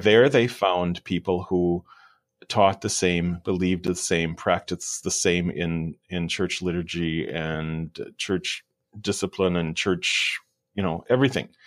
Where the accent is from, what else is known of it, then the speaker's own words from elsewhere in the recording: Wisconsin, United States; The place where I grew up in Wisconsin was very hilly